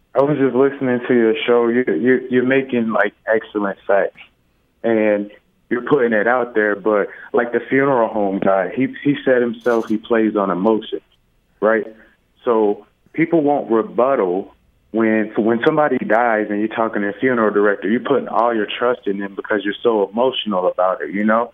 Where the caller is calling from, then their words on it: Atlanta, Georgia, United States; I'm calling from Atlanta